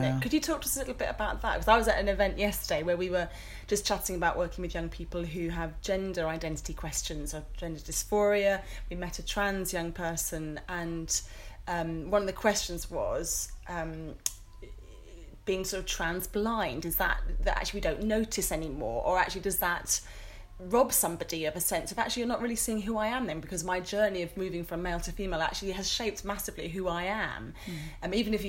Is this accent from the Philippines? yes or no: no; Nigeria; I'm kind of pigeonholed as the Nigerian woman that can speak for all Black Pentecostal churches